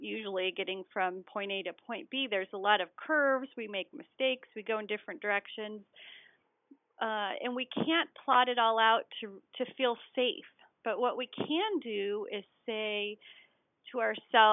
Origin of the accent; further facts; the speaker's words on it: Colorado, United States; I'm a skier. I'm from Colorado